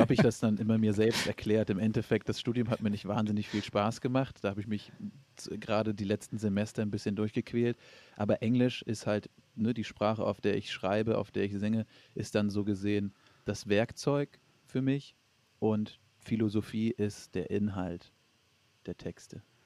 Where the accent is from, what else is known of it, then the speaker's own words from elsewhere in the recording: Flensburg, Schleswig-Holstein, Germany; now in Hamburg, Germany; Also ich komme gebürtig aus Flensburg